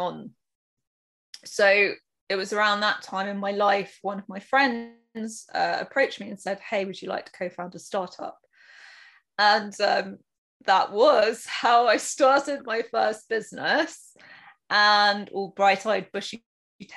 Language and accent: English; United Kingdom; I am probably, you can guess from my accent, from the UK